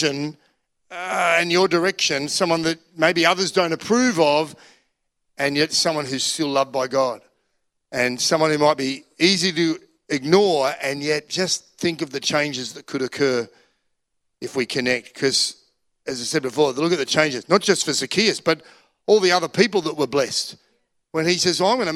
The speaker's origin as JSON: {"language": "English", "country": "Australia", "said": "I'm Australian"}